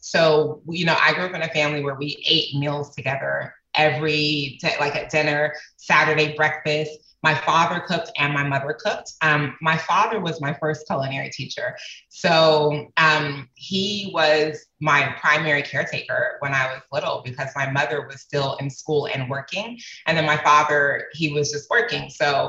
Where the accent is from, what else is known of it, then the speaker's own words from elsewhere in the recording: Atlanta, Georgia, United States; also born or lived in Rotterdam, Netherlands / Germany; I was raised in Atlanta, Georgia, but I was also raised in Rotterdam, Holland. And I was made in Germany. I spent my first year of life in Germany.